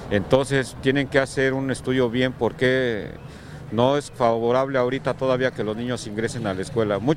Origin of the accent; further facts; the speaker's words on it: Mexico City, Mexico; tanto los que no somos de aquí como yo que soy del DF.